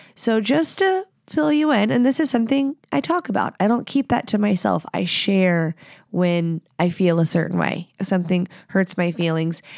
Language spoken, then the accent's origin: English; the South, United States; moved away as an adult; now in Pacific Northwest, United States; I live here. I'm from the South